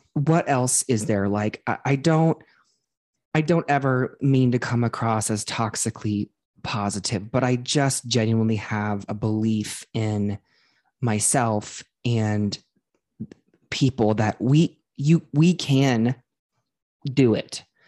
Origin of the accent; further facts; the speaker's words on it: Ohio, United States; I grew up in Ohio